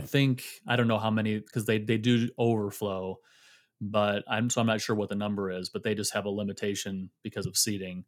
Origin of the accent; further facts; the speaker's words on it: Michigan, United States; also born or lived in Illinois / South Carolina / Fort Worth, Texas; now in Georgia, United States; born and raised in Michigan